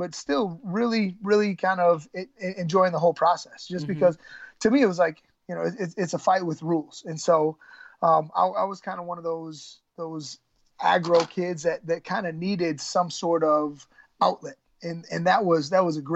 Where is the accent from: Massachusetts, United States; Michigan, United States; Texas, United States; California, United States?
Michigan, United States; I'm growing up in Michigan